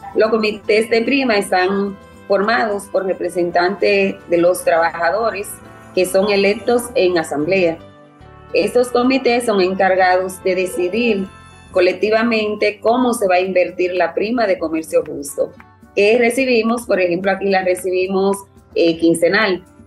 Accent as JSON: {"language": "Spanish", "country": "Dominican Republic", "said": "soy de República Dominicana y trabajo en la plantación Quelisa II"}